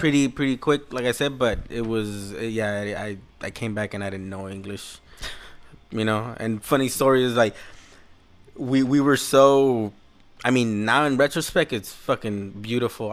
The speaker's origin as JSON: {"language": "English", "town": "Los Angeles", "region": "California", "country": "United States", "tie": "born or raised there", "also_born_or_lived": "El Salvador (parents' origin)", "said": "that's where we pretty much grew up"}